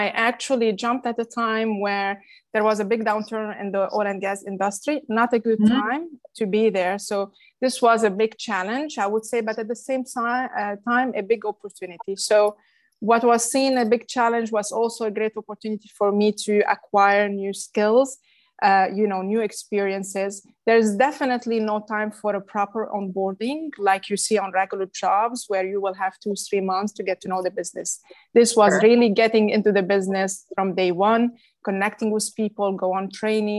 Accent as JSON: {"language": "English", "town": "Beirut", "region": "Beirut Governorate", "country": "Lebanon", "tie": "born or raised there", "also_born_or_lived": "Paris, France", "moved": "as an adult", "lives_now": "United States", "said": "I was born and raised in Lebanon, Beirut, Lebanon"}